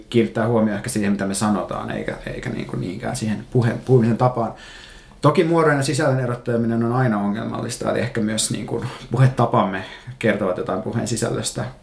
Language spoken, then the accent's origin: Finnish; Turku, Southwest Finland, Finland; now in Helsinki, Finland; mä kuulostan stadilaiselta, mikä on ehkä mulle jonkinlainen onnistumisen merkki, koska mä oon Turusta ja asunut Helsingissä mm, kohta viisi vuotta vaan kuitenkin.